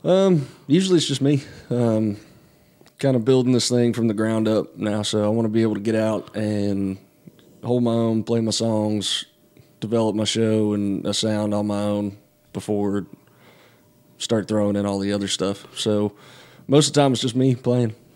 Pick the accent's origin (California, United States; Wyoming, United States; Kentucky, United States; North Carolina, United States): North Carolina, United States; outside of Asheville; I grew up in North Carolina, um, up in the mountains uh, outside of Asheville